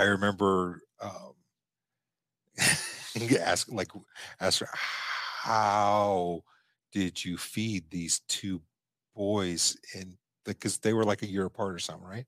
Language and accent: English; Omaha, Nebraska, United States; when we were growing up in Omaha